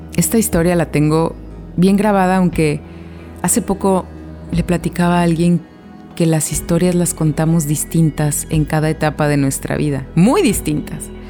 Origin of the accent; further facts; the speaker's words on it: Guadalajara, Jalisco, Mexico; moved away as an adult; also born or lived in Mexico City; como tapatía, como alguien de Guadalajara que estudió con las siervas de Jesús sacramentado